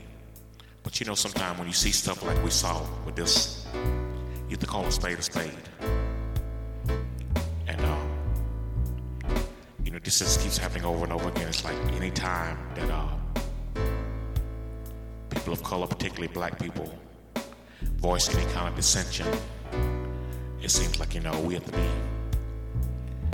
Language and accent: English; South Carolina, United States; I grew up in South Carolina, been here all my life.